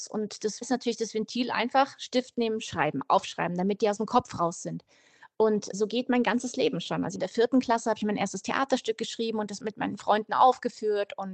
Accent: Munich, Bavaria, Germany; Und die spielt eigentlich da, wo ich aufgewachsen bin, mitten in München in einer Straße.

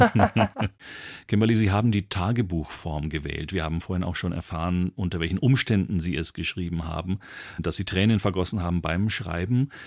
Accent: Bavaria, Germany; wie man bei uns in Bayern sagt

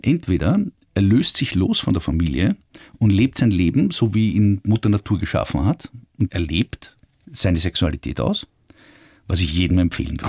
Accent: Austria; als Österreicher

